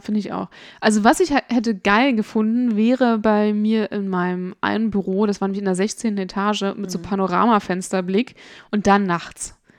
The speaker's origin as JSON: {"language": "German", "town": "Brandenburg an der Havel", "region": "Brandenburg", "country": "Germany", "tie": "born or raised there", "said": "Der höchste Punkt in meiner Heimatstadt, die Friedenswarte"}